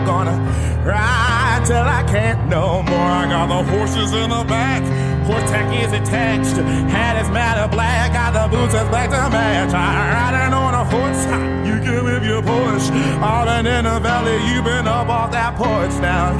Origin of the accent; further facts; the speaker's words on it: Baltimore, Maryland, United States; I am from Baltimore